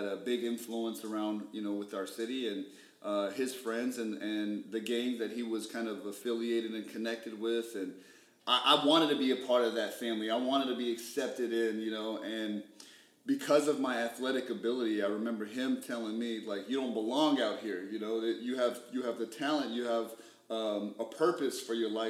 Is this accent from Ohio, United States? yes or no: no; Phoenix, Arizona, United States; I grew up in West Phoenix, the Maryville district